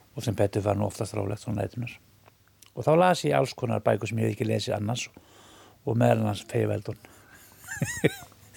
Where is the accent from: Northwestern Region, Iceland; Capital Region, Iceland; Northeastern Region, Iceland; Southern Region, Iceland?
Southern Region, Iceland; Villingaholtshreppur, Flói, east of Selfoss; moved away; Ég er úr Flóanum, ég er úr hérna Villingahóldsreppi sem er fyrir austan Selfos